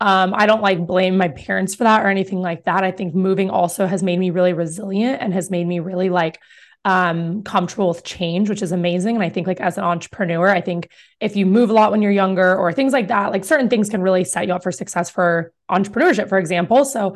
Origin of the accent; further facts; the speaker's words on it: New York, United States; now in Greeley, United States; So it's like, I was like, I'm not like you cow town people. Okay. Just know I'm from New York.